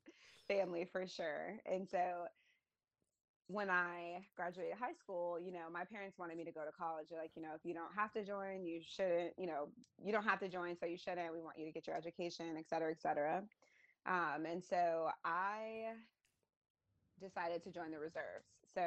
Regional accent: Virginia, United States; I'm originally from Virginia, but I have been to so many different states through the military and a few different countries.

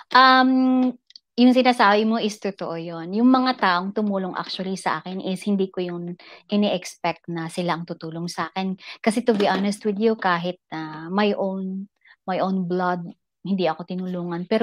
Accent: Philippines; moved away as an adult; now in Dubai, United Arab Emirates; I'm from Philippines but currently uh, living in Dubai with our host. Taga Dubai po kami.

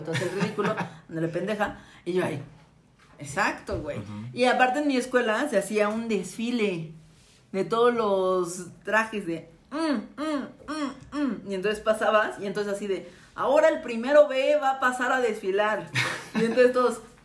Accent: Mexico; somos vecinos de Estados Unidos

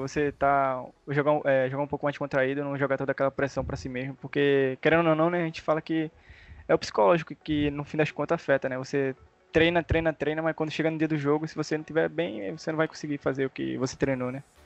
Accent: Pernambuco, Brazil; Eu sou de Pernambuco, eu moro perto de Recife aqui

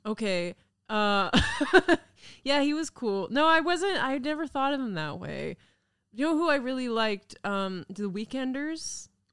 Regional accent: Kamloops, British Columbia, Canada; moved away; I grew up in Kamloops

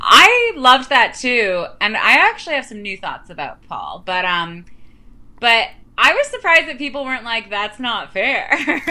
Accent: Canada; I'm Canadian

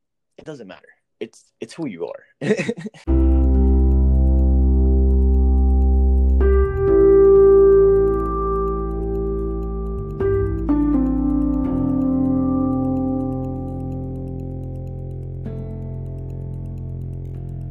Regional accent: Miami Gardens, Florida, United States; I'm Hispanic, but I was raised in Miami Gardens

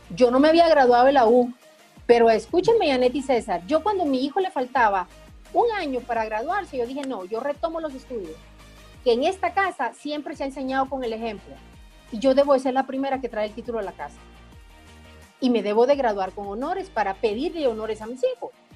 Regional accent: Guatemala; now in Guatemala City, Guatemala; yo nací en un pueblo, yo no conocía como la cabecera del departamento

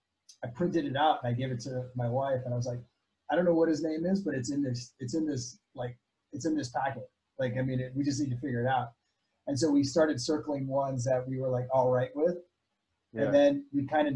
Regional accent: Indonesia; So I lived in Indonesia for 15 years. And so that's probably where I kind of really grew up.

